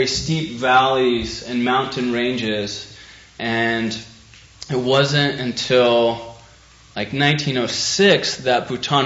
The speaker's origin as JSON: {"language": "English", "country": "United States", "said": "being an American overseas"}